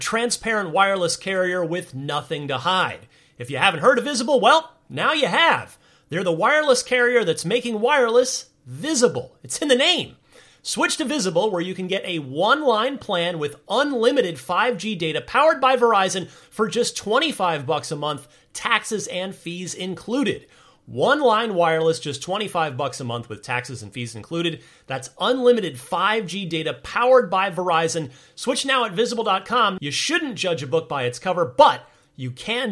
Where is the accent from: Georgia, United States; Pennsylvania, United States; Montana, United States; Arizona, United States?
Arizona, United States; also born or lived in New Jersey; I mostly grew up in Arizona after we moved out from New Jersey.